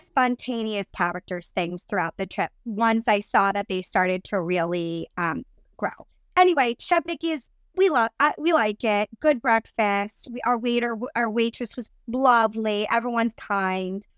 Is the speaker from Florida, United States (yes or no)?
no; New Jersey, United States; I'm from New Jersey and our Italian food's amazing